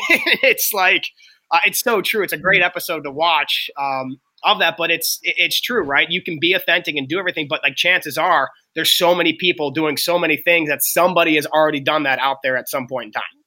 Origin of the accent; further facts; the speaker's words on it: Pittsburgh, Pennsylvania, United States; I'm from Pittsburgh.